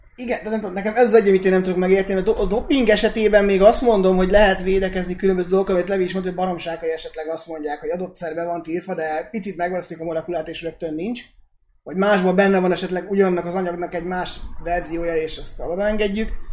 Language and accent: Hungarian; Hungary